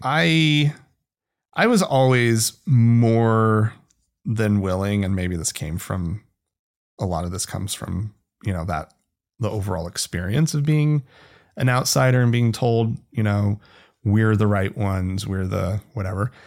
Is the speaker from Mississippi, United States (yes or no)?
no; rural Oklahoma, United States; now in Salt Lake City, United States; I grew up outside of Utah, um, and, uh, namely you know, rural Oklahoma